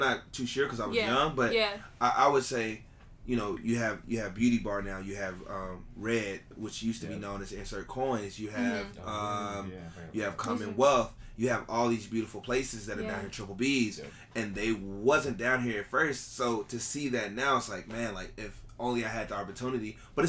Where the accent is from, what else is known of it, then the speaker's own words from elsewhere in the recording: Memphis, Tennessee, United States; moved away as an adult; now in Las Vegas, United States; I'm originally from Las Vegas. I was born here. Where are you? Yeah. Okay. So I lived here like 5 years of my entire existence, and then I left. And then, because my mom lived in Memphis, and then I grew up from there.